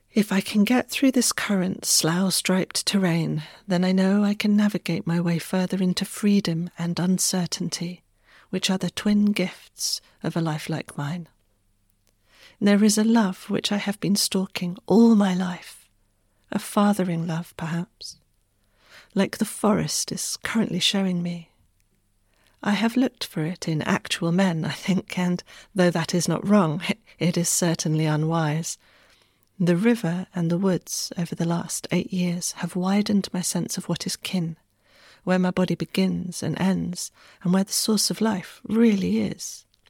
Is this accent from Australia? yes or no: no; Wessex, South West England, United Kingdom; moved away; I unexpectedly put down roots back home in Wessex